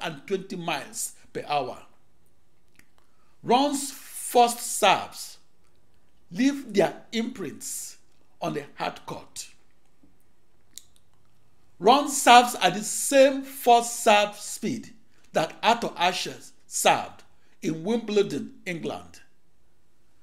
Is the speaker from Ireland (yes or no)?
no; Akure, Ondo, Nigeria; moved away as an adult; also born or lived in Silver Spring, Maryland / Washington, D.C.; now in United States; I was born on August 23, 1954, in Akure, in the British West African colony of Nigeria.